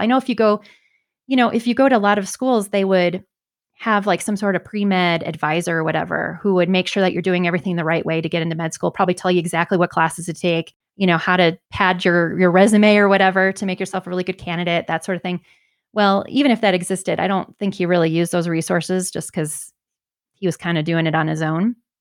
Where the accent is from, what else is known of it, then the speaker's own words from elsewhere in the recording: Michigan, United States; moved away as an adult; also born or lived in Kansas City; now in Denver, United States; I'm originally from Michigan